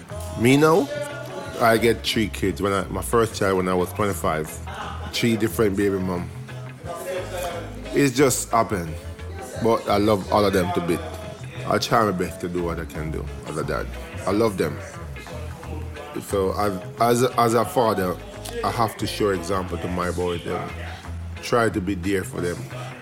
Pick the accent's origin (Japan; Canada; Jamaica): Jamaica; now in England; I grew up in Jamaica with my dad.